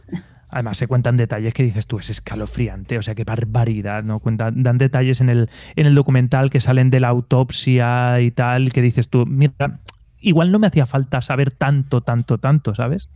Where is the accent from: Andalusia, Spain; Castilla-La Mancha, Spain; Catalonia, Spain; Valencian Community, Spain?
Valencian Community, Spain; Elche; Yo soy de Elche, que es una ciudad eh, a 20 kilómetros de Alicante, en la península ibérica, en España